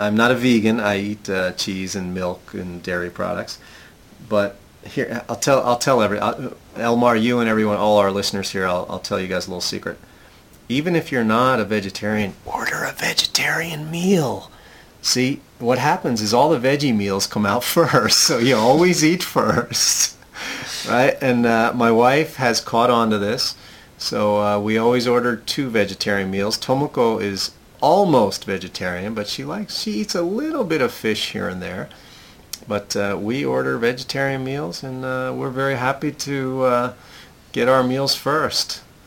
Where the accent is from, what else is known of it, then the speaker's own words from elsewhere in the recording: United States; I'm American